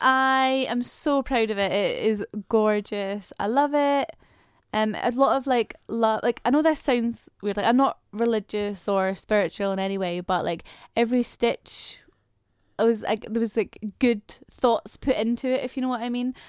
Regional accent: Scotland, United Kingdom; accent: Scottish; my Scottish accent is slowly coming through

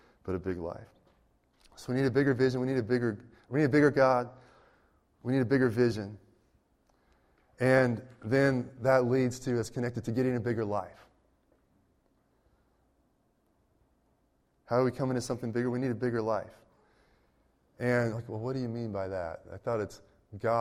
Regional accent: Berkeley, California, United States; I grew up in the Berkeley area

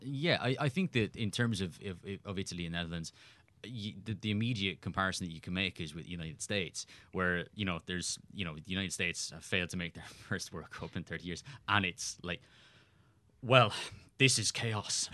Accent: Cork, Munster, Ireland; moved away; also born or lived in Winnipeg; I was a kid growing up in Cork in Ireland

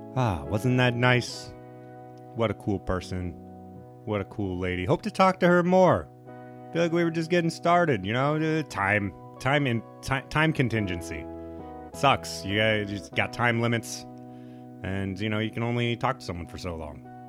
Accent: Nebraska, United States; moved away; growing up in Nebraska

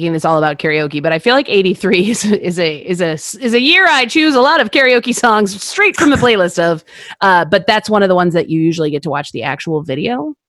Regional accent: Buffalo, New York, United States; from Buffalo. I feel the same about Frank's hot sauce.

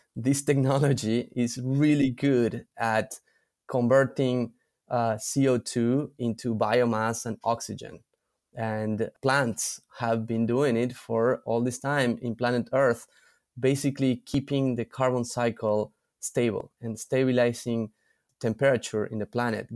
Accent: San Miguel de Tucumán, Tucumán, Argentina; moved away as an adult; also born or lived in Europe / New York City; I am originally from Argentina, from a place called Tucumán in the north of Argentina

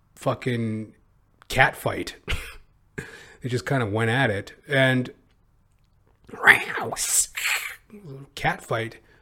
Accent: Canada; I'm a Canadian

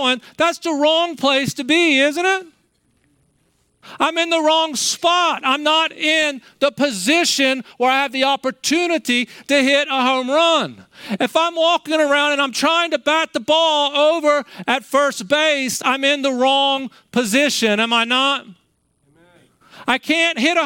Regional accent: Maryland, United States; I grew up in Maryland

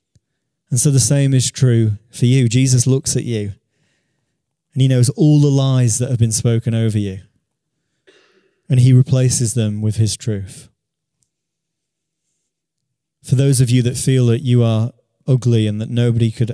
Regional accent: Beverley, Yorkshire and the Humber, United Kingdom; a church in the town that I grew up in Beverley

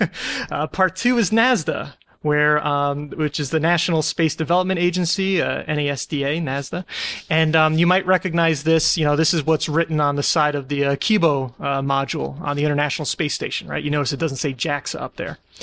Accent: United States; I'm an American

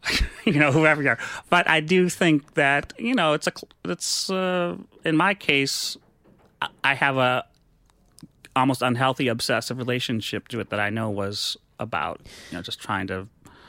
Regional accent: Menominee, Wisconsin, United States; moved away as an adult; also born or lived in New York; I'm from Menominee, Wisconsin.

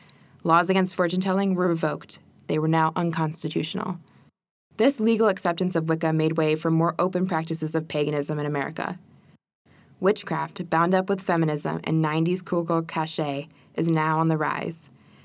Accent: rural Wisconsin, United States; I was raised by my mother in a small town in rural Wisconsin, and our home was pretty pagan.

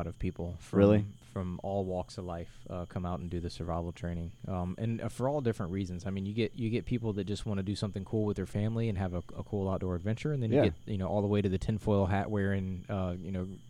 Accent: Florida, United States; I am from Florida.

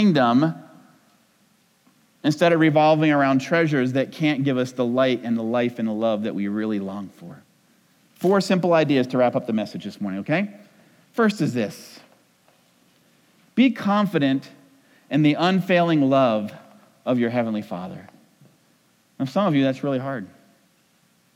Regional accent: New England, United States; I'm from New England

